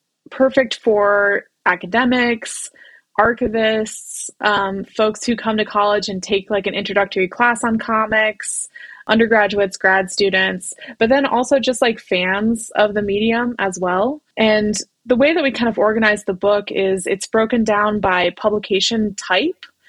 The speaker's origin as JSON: {"language": "English", "town": "Columbus", "region": "Ohio", "country": "United States", "also_born_or_lived": "Chicago", "moved": "as an adult", "said": "I'm from Columbus, Ohio. So I was kind of going back and forth between Columbus and Chicago."}